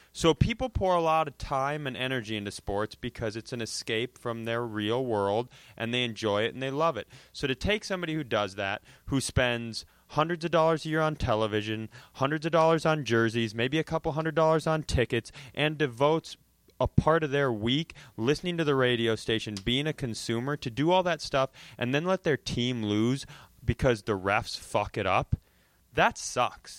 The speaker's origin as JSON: {"language": "English", "town": "Worthington", "region": "Minnesota", "country": "United States", "tie": "born or raised there", "also_born_or_lived": "Los Angeles", "said": "I grew up in Worthington, Minnesota"}